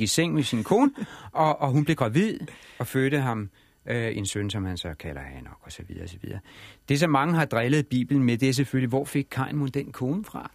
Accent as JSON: {"language": "Danish", "country": "Denmark", "said": "vi danskere"}